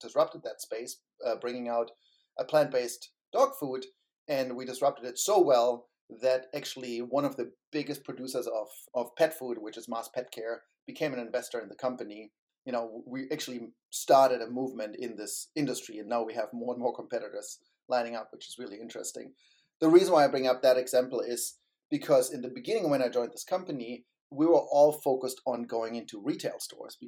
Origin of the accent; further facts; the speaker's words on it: Germany; moved away as an adult; also born or lived in Berlin, Germany; now in San Francisco Bay Area, United States; I grew up in Germany and I worked in Berlin